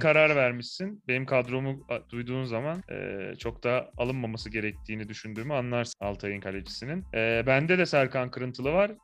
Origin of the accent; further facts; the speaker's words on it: Malatya, Turkey; ben bir Malatyalı olarak